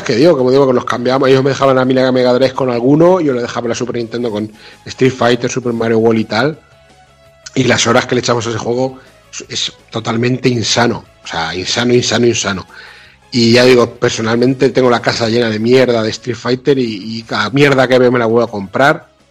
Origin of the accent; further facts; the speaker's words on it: Mota del Cuervo, Castilla-La Mancha, Spain; yo juego en mi pueblo, en Mota del Cuervo, un pueblo de Cuenca de 7.000 habitantes